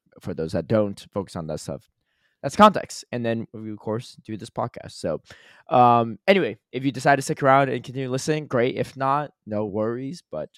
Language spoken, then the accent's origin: English; United States; We're both from the United States. So, of course, our perspective is definitely skewed towards that.